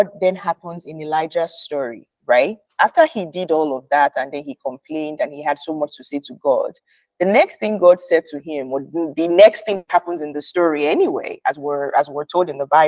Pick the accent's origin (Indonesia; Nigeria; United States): Nigeria; as a Nigerian